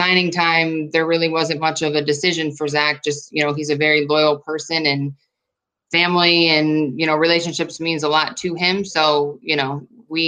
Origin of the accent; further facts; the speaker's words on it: Baldwinsville, New York, United States; moved away as an adult; also born or lived in Akron, Ohio / Rochester, New York; now in Los Angeles, United States; I'm from Syracuse, New York, actually Baldwinsville, which is a small suburb of Syracuse. I grew up there my entire life